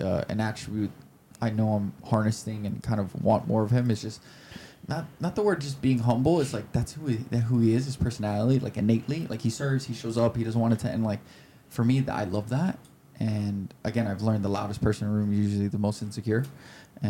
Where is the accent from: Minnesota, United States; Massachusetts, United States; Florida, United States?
Florida, United States; Miami; I'm born and raised in Miami.